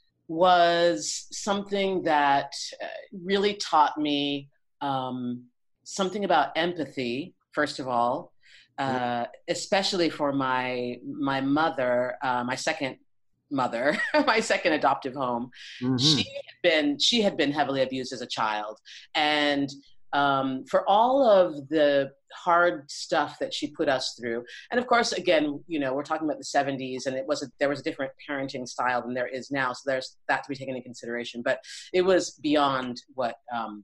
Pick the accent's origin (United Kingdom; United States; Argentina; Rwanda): United States; Boulder, Colorado; also born or lived in Lake Garda region, Italy; now in Italy; I grew up in Boulder, Colorado. I was born in Colorado Springs, but I grew up in Boulder, Colorado.